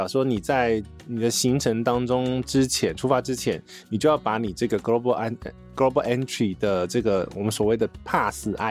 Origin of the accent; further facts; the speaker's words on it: United States; 我觉得还蛮简单，我是美国人，